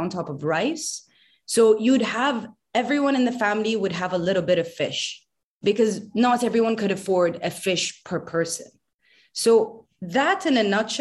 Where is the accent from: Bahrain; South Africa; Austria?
Bahrain; as a kid growing up in Bahrain